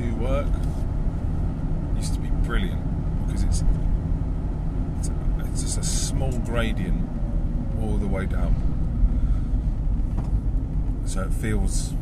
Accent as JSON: {"language": "English", "country": "United Kingdom", "also_born_or_lived": "Isle of Wight", "said": "We're British"}